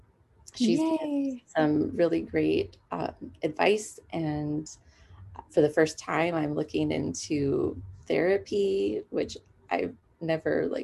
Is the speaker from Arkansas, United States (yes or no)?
no; San Dimas, California, United States; I am from San Dimas, which is in Southern California